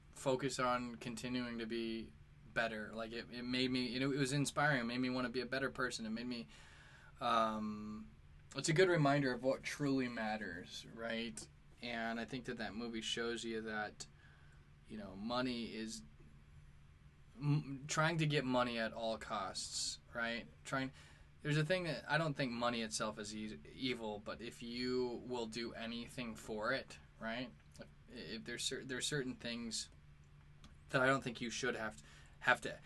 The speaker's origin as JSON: {"language": "English", "town": "St. Louis", "region": "Missouri", "country": "United States", "moved": "yes", "lives_now": "New York, United States", "said": "I'm from St. Louis and I live in New York"}